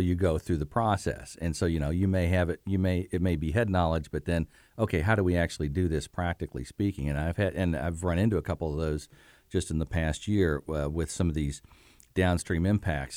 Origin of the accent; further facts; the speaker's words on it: Bloomington, Indiana, United States; I'm from Bloomington.